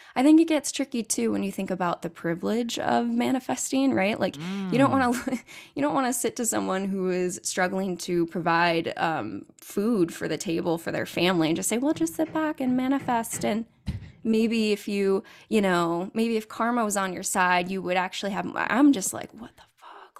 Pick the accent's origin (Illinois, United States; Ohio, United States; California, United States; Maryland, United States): California, United States; I'm originally from California